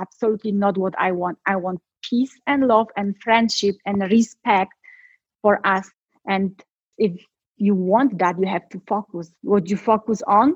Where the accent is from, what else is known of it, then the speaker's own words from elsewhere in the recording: Poland; moved away; I'm from Poland